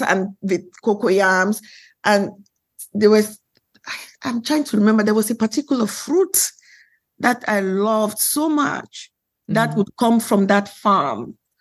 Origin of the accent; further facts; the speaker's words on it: Cameroon; moved away; also born or lived in Nigeria; I'm from West Africa